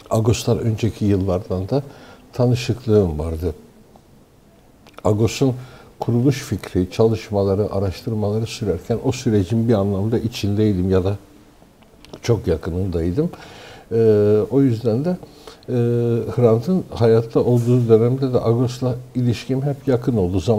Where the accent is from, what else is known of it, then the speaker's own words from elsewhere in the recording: Istanbul, Turkey; born there; 1953 yılında İstanbul'da doğdum.